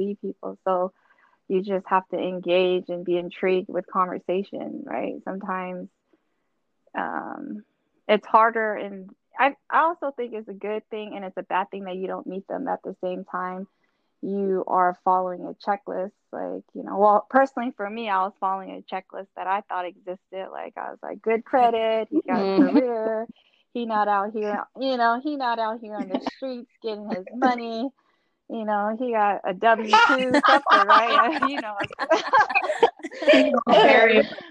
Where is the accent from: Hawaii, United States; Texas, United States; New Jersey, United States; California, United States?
California, United States; Oakland; born and raised in East Oakland, Bay Area. Always been